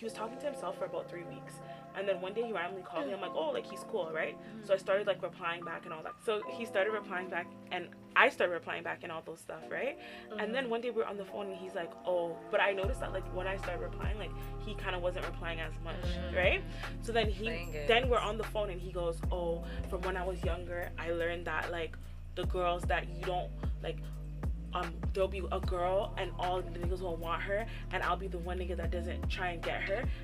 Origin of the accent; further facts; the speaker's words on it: Ghana; I'm Ghanaian